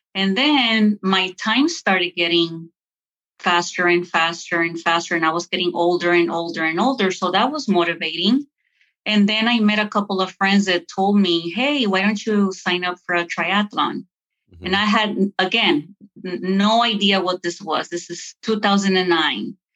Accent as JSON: {"language": "English", "town": "Lynwood", "region": "California", "country": "United States", "tie": "born or raised there", "also_born_or_lived": "Lawrenceville, Georgia / Duluth", "moved": "yes", "said": "where I grew up, I grew up in California in the hood"}